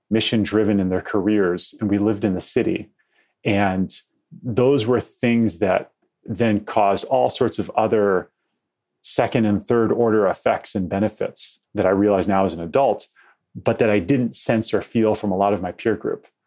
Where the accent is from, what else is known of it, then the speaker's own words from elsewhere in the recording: Detroit, Michigan, United States; We grew up in the city, and my parents are dyed in the wool Kennedy Democrats